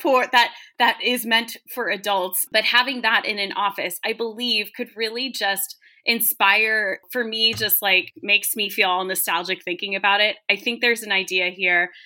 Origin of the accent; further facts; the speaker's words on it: Virginia, United States; I grew up in Virginia.